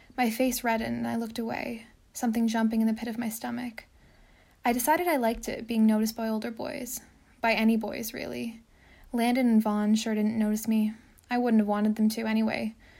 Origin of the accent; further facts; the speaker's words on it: Alliston, Ontario, Canada; I'm from a small town just north of Toronto called Alliston